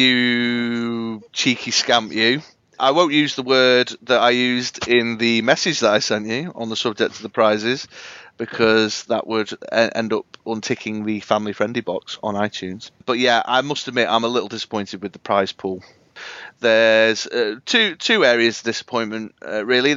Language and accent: English; Manchester, North West England, United Kingdom; My hometown